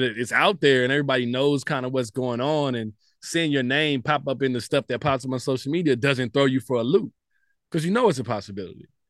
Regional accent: Dallas, Texas, United States; I'm a kid from Southeast Dallas

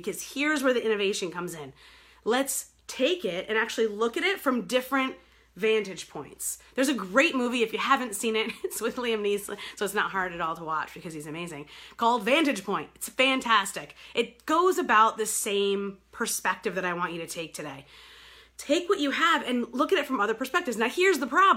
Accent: New York, United States; now in Detroit, United States; I live here in Detroit. I grew up in New York

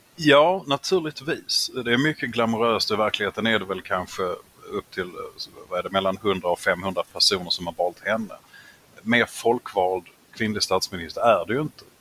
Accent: Skåne, Sweden; som halvfinsk skåning

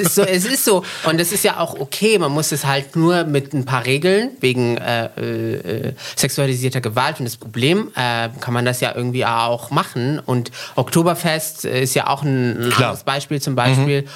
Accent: central Morocco, Morocco; moved away; also born or lived in Frankfurt am Main, Germany; ich bin aufgewachsen in Zentralmarokko in den 90er Jahren in einer sehr konservativen Stadt

